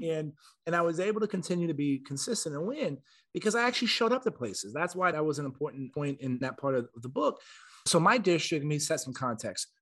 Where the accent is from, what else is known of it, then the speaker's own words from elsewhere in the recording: San Antonio, Texas, United States; I'm from Texas. I was born and raised in San Antonio